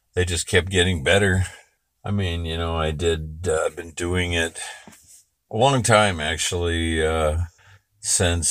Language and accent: English; Berkeley, California, United States; I was born in Berkeley, California.